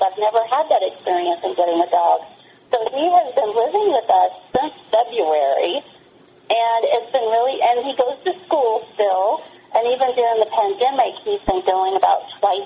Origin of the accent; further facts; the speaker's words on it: the South, United States; I grew up in the South